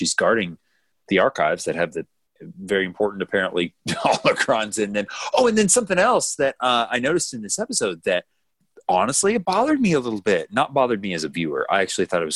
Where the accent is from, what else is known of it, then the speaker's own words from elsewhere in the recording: United States; as an American